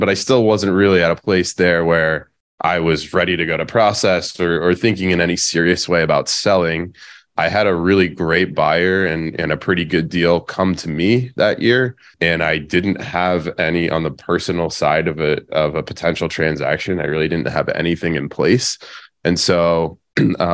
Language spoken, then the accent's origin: English; Pennsylvania, United States; moved away as an adult; now in San Diego, United States; I'm originally from Pennsylvania.